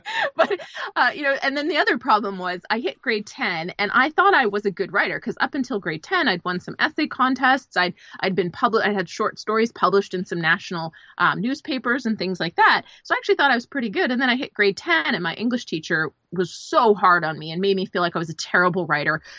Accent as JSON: {"language": "English", "country": "Canada", "moved": "yes", "lives_now": "Los Angeles, United States", "said": "I'm originally a Canadian. I live in Los Angeles"}